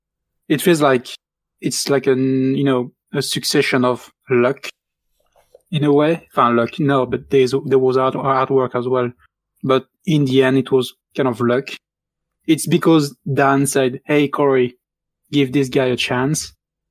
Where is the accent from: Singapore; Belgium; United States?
Belgium; first language French; English is a second language; moved away as an adult; now in United Kingdom; I'm from Belgium.